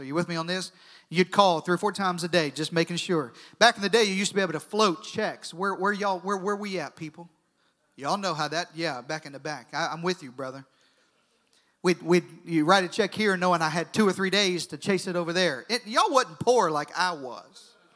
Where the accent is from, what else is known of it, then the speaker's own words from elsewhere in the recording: United States; I was born in America. I'm proud to be an American